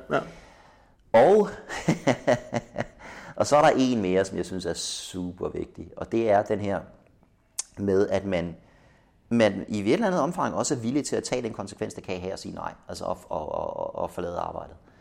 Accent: Denmark

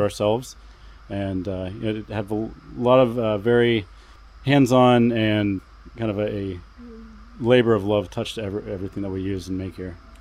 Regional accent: Columbus, Ohio, United States; moved away as an adult; now in Vashon Island, United States; we're originally from Columbus, Ohio

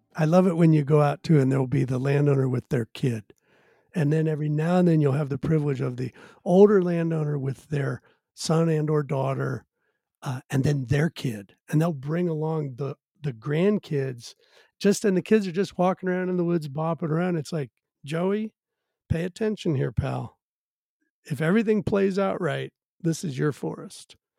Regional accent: Virginia, United States; now in Washington, United States; I'm actually originally from Virginia and grew up on the edge of the the suburbs

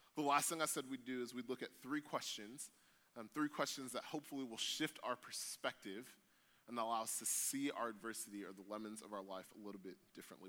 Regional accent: United States; us as American Christians

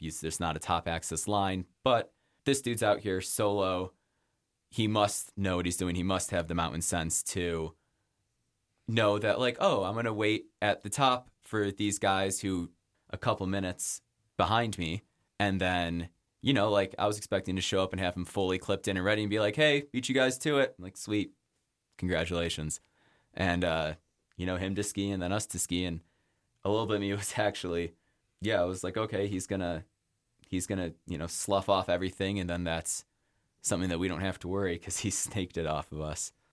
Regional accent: Rochester, New York, United States; also born or lived in Pittsburgh, Pennsylvania / Boston; now in Jackson, United States; I grew up in Rochester, New York

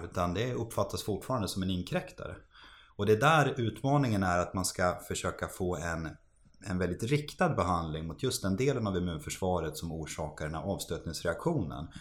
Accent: Västerås, Västmanland, Sweden; moved away; så är vi, vi födda och uppvuxna i Västerås

